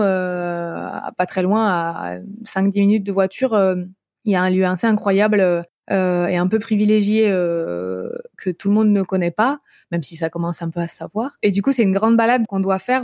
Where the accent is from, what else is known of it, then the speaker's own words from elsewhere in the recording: Brittany, France; moved away; je suis bretonne à la base